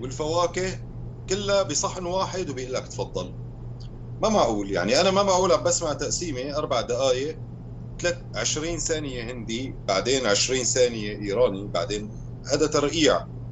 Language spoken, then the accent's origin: Arabic; Syria; also born or lived in Aleppo; now in Belgium; انا كموسيقي شامي رح اقول بس سوري